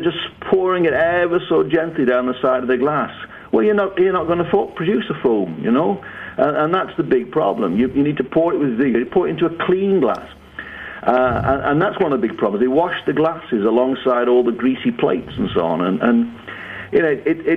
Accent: England, United Kingdom; accent: northern British; moved away as an adult; now in United States; I was born in England

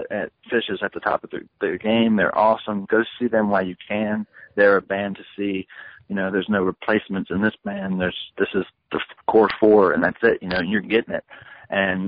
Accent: Virginia, United States; I'm from Virginia

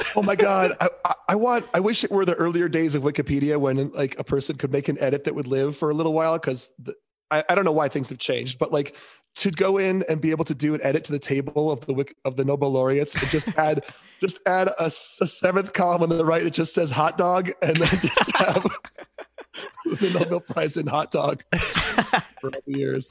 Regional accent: Ann Arbor, Michigan, United States; I'm from Ann Arbor, Michigan, which is a big football town

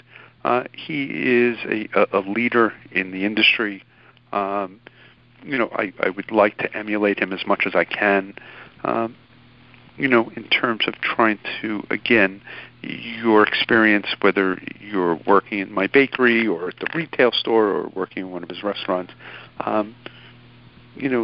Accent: New York City, New York, United States; growing up in New York when I grew up, and imagine being 10 years old on a New York City subway in 1980

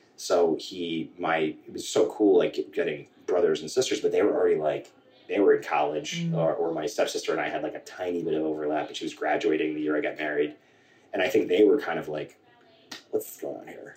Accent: Centerport, New York, United States; I grew up in Centerport, New York, um, sort of between Huntington and Northport

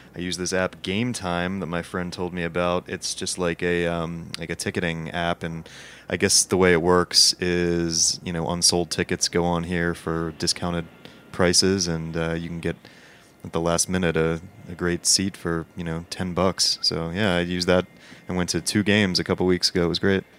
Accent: Philadelphia, Pennsylvania, United States; now in New York, United States; I'm from Philly originally

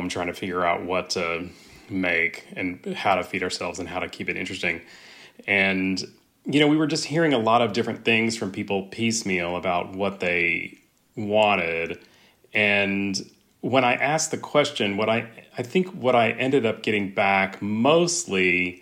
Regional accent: West Texas, United States; also born or lived in Austin, Texas; I grew up in West Texas

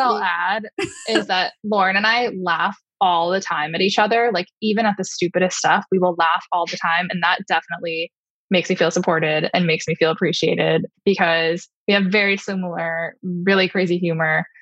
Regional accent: Long Island, New York, United States; I grew up on Long Island.

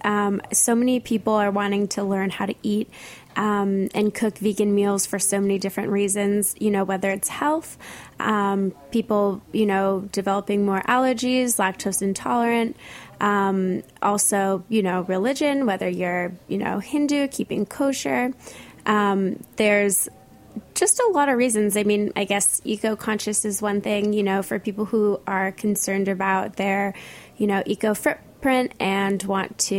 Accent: Santa Monica, California, United States; now in New York, United States; I grew up in Santa Monica, which is right near the beach

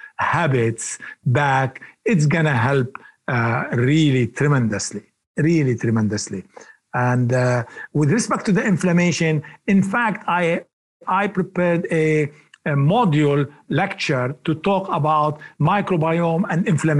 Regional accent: Lebanon; moved away; when I was little boy growing up in Lebanon

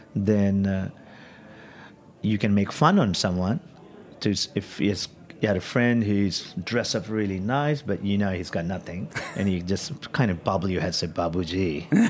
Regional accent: India; also born or lived in Kyneton, Australia / Melbourne, Australia / New York, United States; now in San Francisco, United States; back home growing up in India

